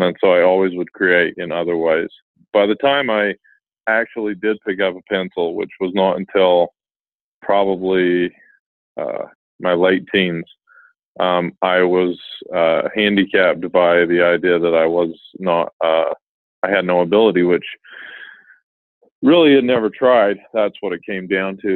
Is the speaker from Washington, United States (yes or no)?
no; Utah, United States; I was born and raised in Utah